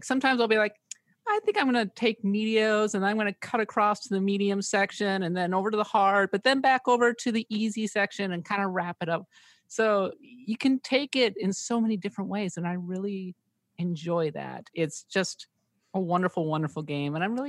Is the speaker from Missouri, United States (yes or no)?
no; Minnesota, United States; I, too, am from the Midwest. I'm from Minnesota.